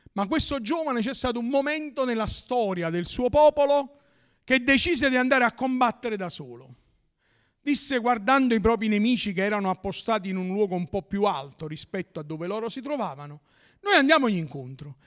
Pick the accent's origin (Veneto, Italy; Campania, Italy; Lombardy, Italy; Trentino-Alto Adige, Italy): Campania, Italy; Naples area; dalle nostre parti